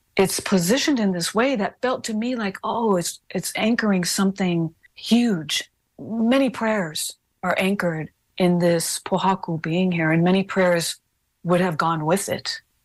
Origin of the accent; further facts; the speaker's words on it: Hawaii, United States; We are not Native Americans. Anybody listening to this, we're not American. Hawaiians are not American.